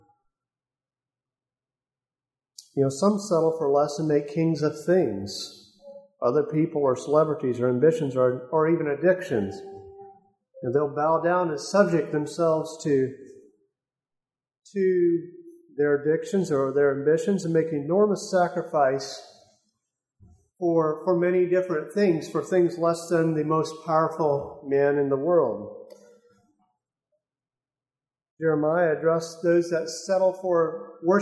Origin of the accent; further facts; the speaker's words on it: United States; as American people